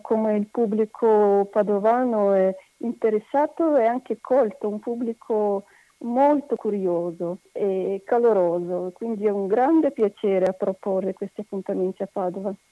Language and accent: Italian; Russia; Italian is a second language; moved away as an adult; now in Padua, Italy; io sono russa e abito in Italia da 30 anni